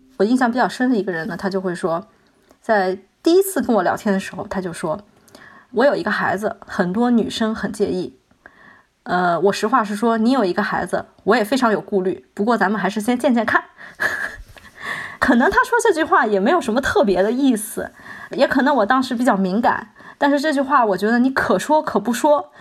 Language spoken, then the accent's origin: Chinese; southern China, China; now in Shanghai, China; 我是南方人